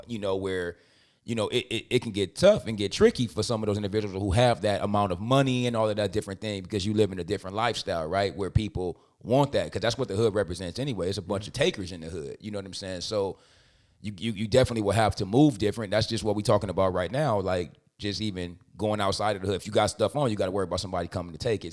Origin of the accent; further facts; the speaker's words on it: Compton, California, United States; I'm from Compton